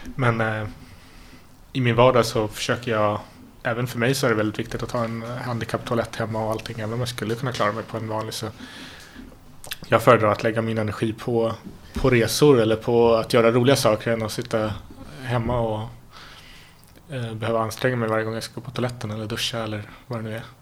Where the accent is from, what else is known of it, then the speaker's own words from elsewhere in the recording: Stockholm, Stockholm County, Sweden; Jag är stockholmare. Eh, född i eh, Mälarhöjden. I ett litet villasamhälle där, där eh, väldigt trygg uppväxt